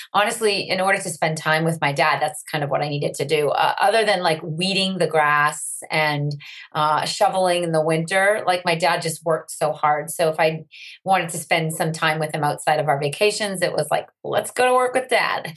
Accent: Andover, Massachusetts, United States; I grew up in Andover, Massachusetts. It's about 20 miles north of Boston

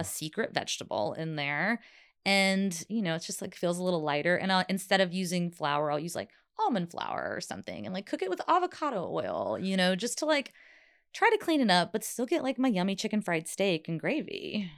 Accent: South Carolina, United States; moved away; also born or lived in New Jersey; I grew up in the South

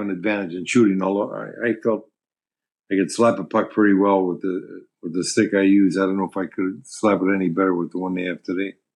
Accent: Ontario, Canada; moved away as an adult; now in Minnesota, United States; growing up in Ontario

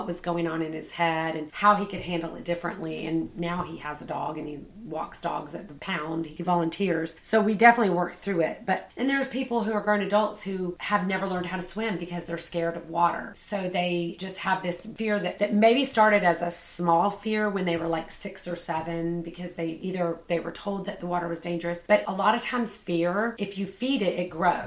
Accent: Savannah, Georgia, United States; I grew up in Savannah

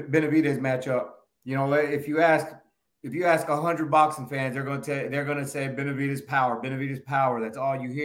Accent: Dallas, Texas, United States; we're from Dallas

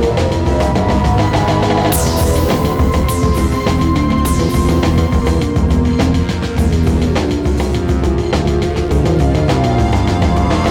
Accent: Montana, United States; moved away as an adult; also born or lived in Japan; I grew up in Montana in the 70s

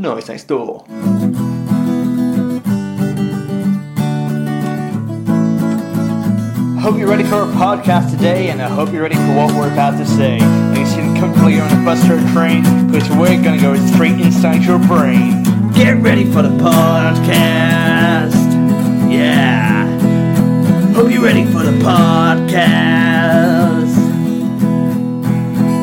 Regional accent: Richmond, Yorkshire and the Humber, United Kingdom; at Richmond, very close to my, which is my hometown

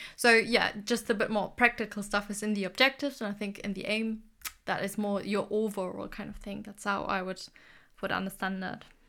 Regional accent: Germany; moved away; I'm originally from Germany

